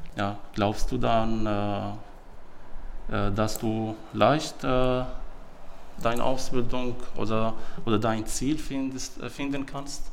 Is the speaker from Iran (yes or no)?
no; Syria; German is a second language; moved away as an adult; now in Germany; Ich bin 37 Jahre alt und ich komme aus Syrien